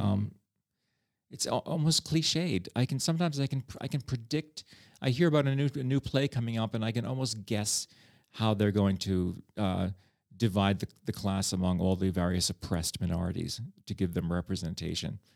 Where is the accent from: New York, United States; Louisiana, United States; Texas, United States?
New York, United States; New York City; moved away as an adult; now in Prague, Czech Republic; I come from New York